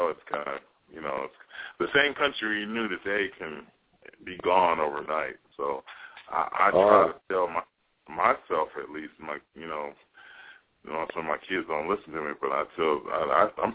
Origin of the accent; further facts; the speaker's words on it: Pontiac, Michigan, United States; now in Spokane, United States; I'm from Pontiac, Michigan. I was born and raised